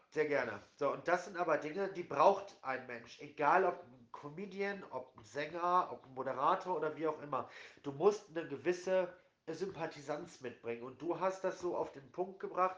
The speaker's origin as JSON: {"language": "German", "town": "Essen", "region": "North Rhine-Westphalia", "country": "Germany", "said": "ich komme jetzt auch nicht aus der größten Stadt, ich komme aus Essen"}